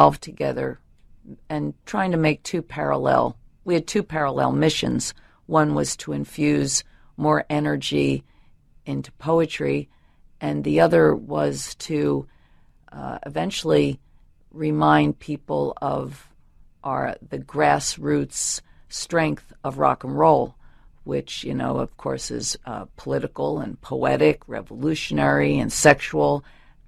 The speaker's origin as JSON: {"language": "English", "region": "New Jersey", "country": "United States", "tie": "born or raised there", "also_born_or_lived": "Chicago, Illinois / New York City", "moved": "yes", "said": "I came from South Jersey, and I grew up in the late 50s, early 60s, where an a cappella music was strong"}